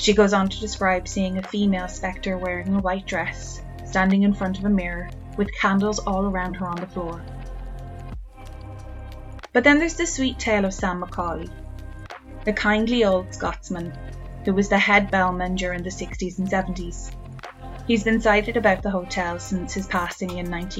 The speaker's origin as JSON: {"language": "English", "country": "Ireland", "said": "I'm Irish"}